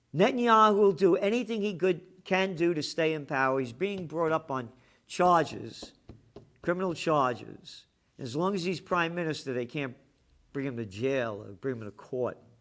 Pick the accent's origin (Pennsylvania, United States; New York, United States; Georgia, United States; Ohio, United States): New York, United States; New York City; I'm a Napolitano, born in the Bronx.